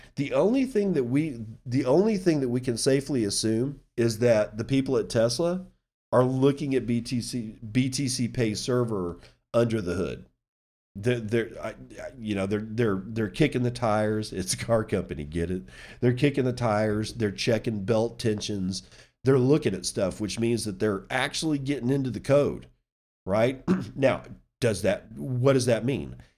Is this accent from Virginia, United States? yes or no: yes; Virginia, United States; James Madison University, which is a university in my home state that I was planning on attending